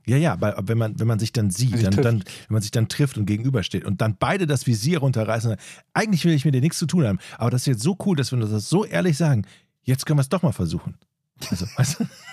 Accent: North Rhine-Westphalia, Germany; moved away; also born or lived in northern Germany; weil ich ja aus dem Rheinland komme, wie man an, meiner, meinem Dialekt eindeutig hört

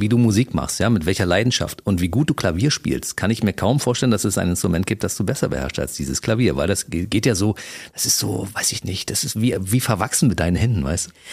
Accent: Berlin, Germany; als Berliner

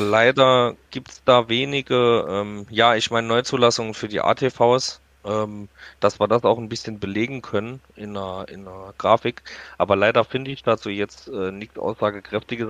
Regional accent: Saarland, Germany; Bei uns im Saarland

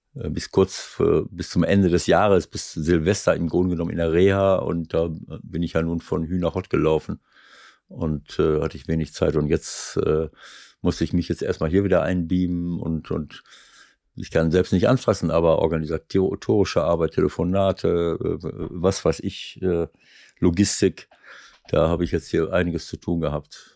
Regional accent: Schloß Holte-Stukenbrock, North Rhine-Westphalia, Germany; now in Hamburg, Germany; Heimatstadt, wo ich herkomme

